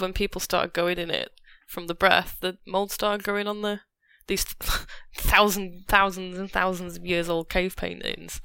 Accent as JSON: {"language": "English", "area": "Lincolnshire", "region": "East Midlands", "country": "United Kingdom", "said": "I don't know why I'm a Cockney, I'm from Lincolnshire"}